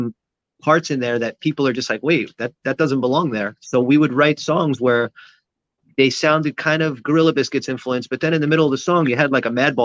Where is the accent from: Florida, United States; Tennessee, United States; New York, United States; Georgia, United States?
New York, United States; New York City; moved away as an adult; I grew up in Sheepshead Bay